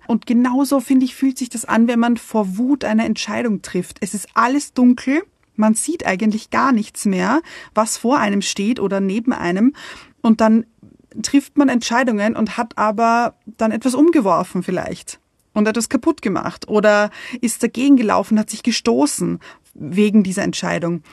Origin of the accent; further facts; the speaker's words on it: Vienna, Austria; moved away; ich bin in Wien geboren und habe ich glaube, 30 Jahre, 30 Jahre lang in Wien gewohnt